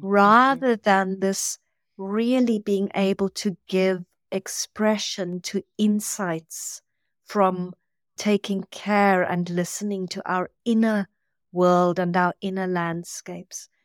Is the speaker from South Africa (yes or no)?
yes; South Africa; moved away; I come from South Africa